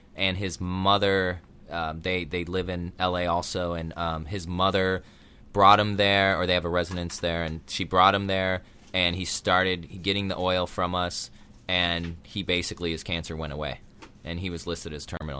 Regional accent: Illinois, United States; born or raised there; moved away as an adult; also born or lived in Colorado; now in Southern California, United States

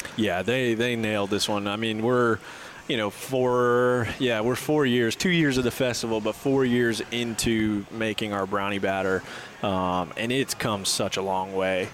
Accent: Fort Lauderdale, Florida, United States; also born or lived in north of Atlanta, Georgia; now in Atlanta, United States; I'm originally from Fort Lauderdale, living up here now in, in a little bit north of Atlanta, Georgia.

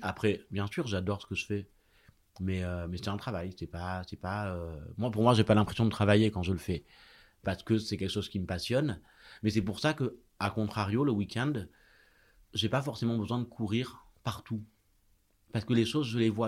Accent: Marseille, Provence-Alpes-Côte d'Azur, France; now in Paris, France; J'ai grandi à Marseille quartier euh, enfin qui à la fois enfin c'est presque les quartiers nord

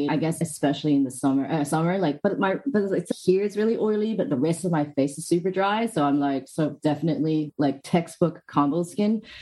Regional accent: Hong Kong; also born or lived in United Kingdom; now in Australia; No, I'm actually from Hong Kong, but I've moved around in a couple of places. So my accent's

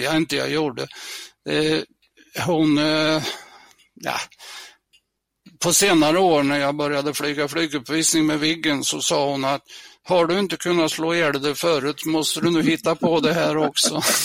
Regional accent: near Mjölby, Östergötland, Sweden; jag är uppväxt i Klorofyllen eh, i södra Östergötland, eh, ett par mil utanför den stora hamn och sjöfartsstaden Mjölby.

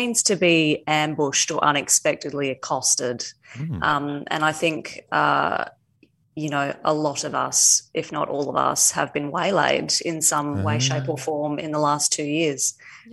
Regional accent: regional Western Australia, Australia; moved away as an adult; also born or lived in United Kingdom; I moved over to the UK at the age of 18 on a one-way ticket to live an exceptional life, which I did do. I spent 11 years there and loved it, and fled home in a panic at the start of 2020, and thought that maybe I would be hanging out in my hometown in regional WA

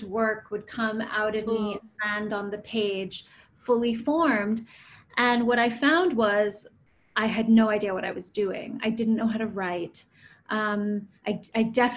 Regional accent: United States; I grew up in the States, and my mother is from Pune

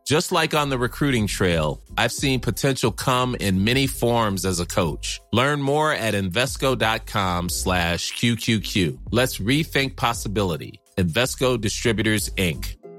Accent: Midwest, United States; accent: Midwestern; growing up in the Midwest

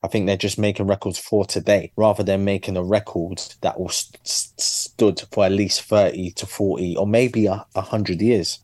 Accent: London, United Kingdom; my journey as a Londoner

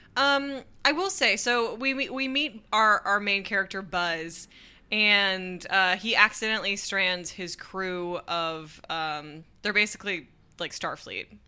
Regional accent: United States; as an American

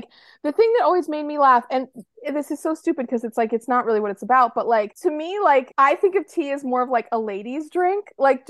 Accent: Boston, Massachusetts, United States; I grew up in Boston

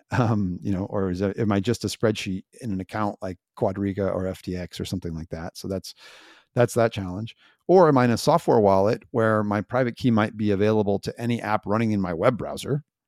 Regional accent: United States; I'm an American

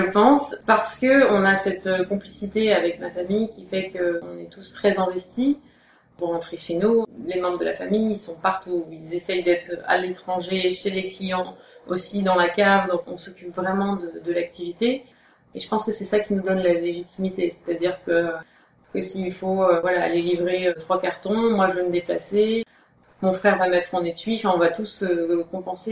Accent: Aube, Grand Est, France; also born or lived in Paris; on a un domaine qui est dans l'Aube, qui est assez isolé géographiquement, même si c'est là où j'ai grandi, c'est là où je suis née

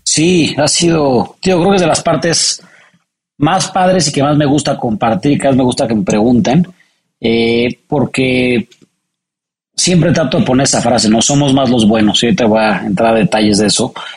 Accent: Mexico City, Mexico; born or raised there

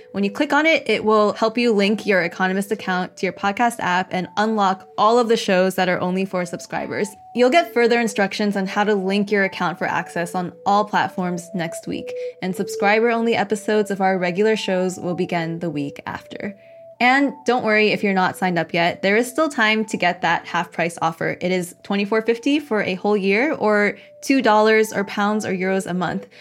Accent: United States; for me as an American

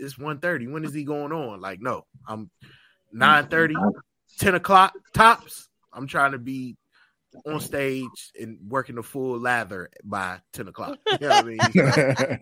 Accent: Virginia, United States; now in Charlotte, United States; I grew up in Virginia

